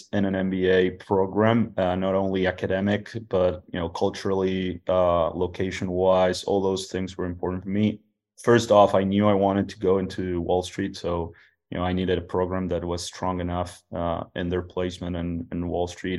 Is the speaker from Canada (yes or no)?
no; Uruguay; also born or lived in Mexico City, Mexico; now in United States; I'm originally from Uruguay, South America